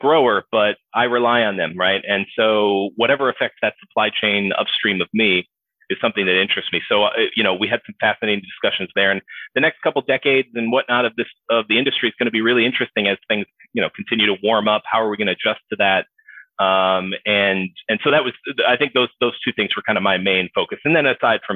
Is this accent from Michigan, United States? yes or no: yes; Michigan, United States; moved away as an adult; now in Florida, United States; I grew up in Michigan. So, you know, until I think I moved down to Florida when I was in my mid-20s